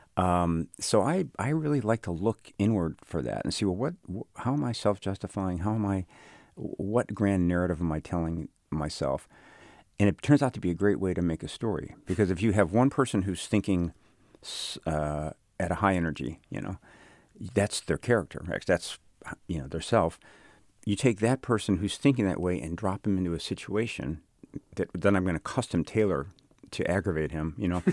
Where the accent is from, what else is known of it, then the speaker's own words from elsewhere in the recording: Chicago, Illinois, United States; growing up in Chicago